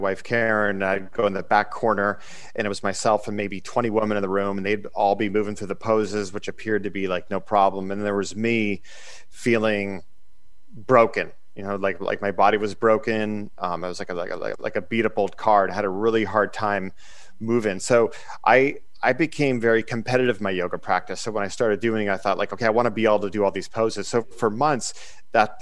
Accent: Erie, Pennsylvania, United States; I'm originally from Erie, Pennsylvania

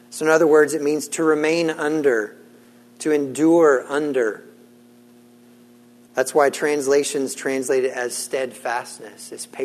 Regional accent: Senegal; Now, I grew up in West Africa. I grew up in the country of Senegal, which sits on the West African coast line, and my parents served as missionaries there.

